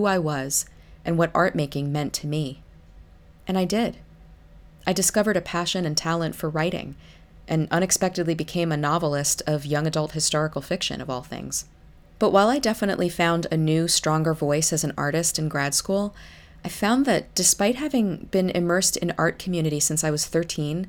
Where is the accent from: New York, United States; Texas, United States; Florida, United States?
New York, United States; New York City; I grew up in New York City